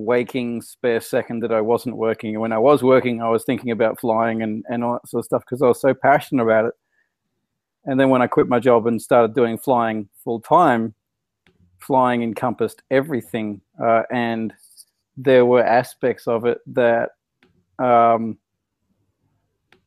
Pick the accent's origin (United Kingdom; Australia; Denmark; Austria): Australia; as an Australian in another country